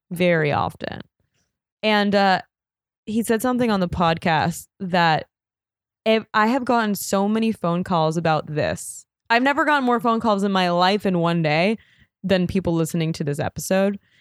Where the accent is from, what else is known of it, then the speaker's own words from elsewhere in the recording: New York City, New York, United States; I'm from New York